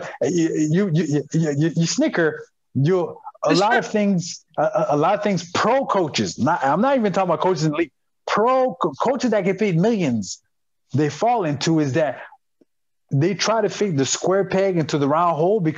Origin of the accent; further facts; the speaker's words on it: Montreal, Quebec, Canada; my hometown is Montreal, Quebec, Canada.